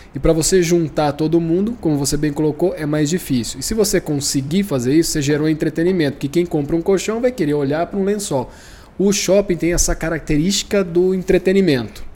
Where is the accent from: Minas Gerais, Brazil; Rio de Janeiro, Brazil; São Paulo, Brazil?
São Paulo, Brazil; Campinas; Sou de Campinas